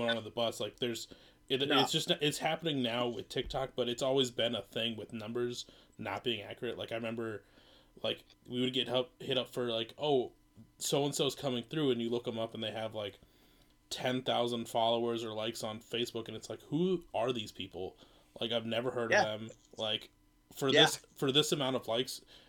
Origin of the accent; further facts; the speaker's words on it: Minnesota, United States; I'm from Minnesota. We have cold weather